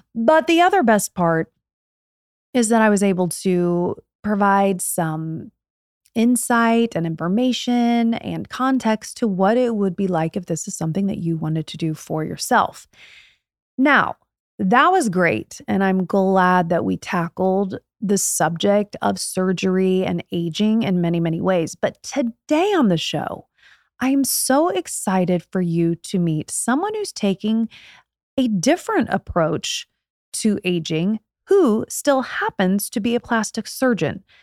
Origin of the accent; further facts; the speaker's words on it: Indiana, United States; I'm from Indiana, born and raised